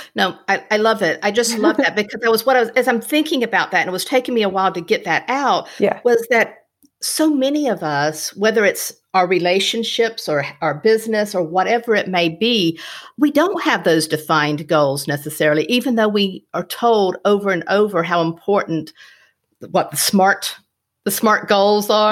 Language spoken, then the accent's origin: English; Florida, United States; i was born in Florida